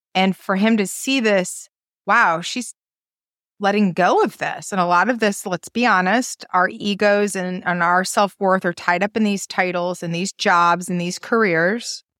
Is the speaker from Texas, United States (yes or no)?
no; Maine, United States; moved away as an adult; I've lived outside of Maine for now thirty years, I'm a girl from Maine